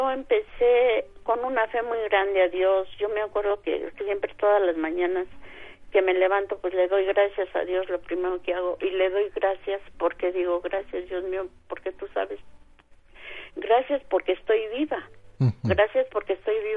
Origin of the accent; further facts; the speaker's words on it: Senguio, Michoacán, Mexico; moved away; nosotros somos del estado de Michoacán, allá de Sengio, el, este, entonces pues toda mi familia se vino para acá